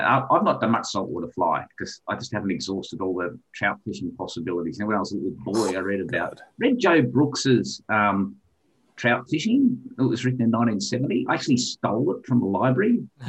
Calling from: Hobart, Tasmania, Australia; we're calling from Hobart in Tasmania. Hobart's the capital city. So Tasmania is an island.

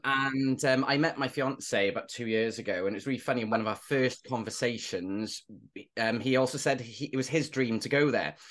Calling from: Cardiff, Wales, United Kingdom; I am phoning from Cardiff, which is in the old South Wales, the original South Wales

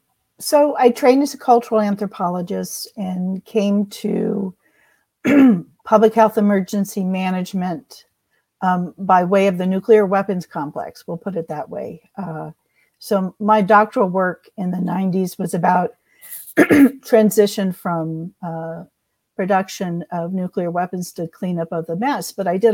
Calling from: Austin, Texas, United States; Well, actually, I'm just north of Emily. I'm in Austin.

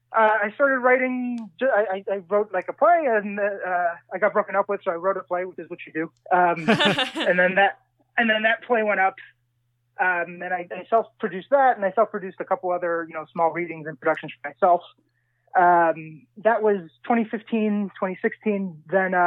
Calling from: New York, United States; Sure, I'm in Harlem, in New York, New York.

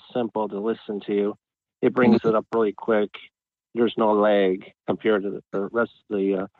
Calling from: Cleveland, Ohio, United States; Hi, this is … from Cleveland, Ohio.

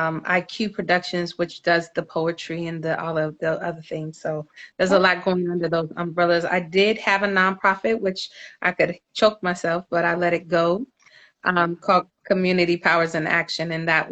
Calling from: Los Angeles, California, United States; I'm calling you from California, Los Angeles.

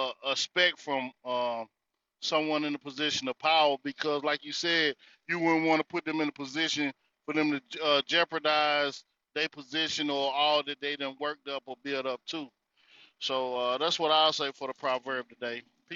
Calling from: North Carolina, United States; This is … coming out of the North Carolina territory, man.

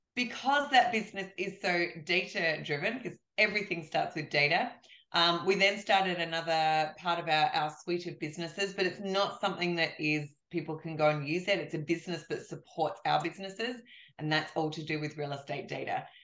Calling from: Australia; I'm calling you from Australia

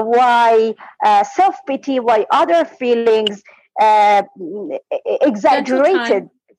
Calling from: Iran; English is a second language; I'm calling from Iran.

